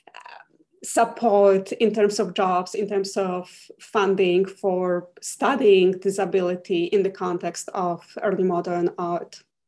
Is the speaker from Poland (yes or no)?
yes; Poland; moved away as an adult; now in Huntsville, United States; I'm originally from Poland and I got my MA in art history at the University of Warsaw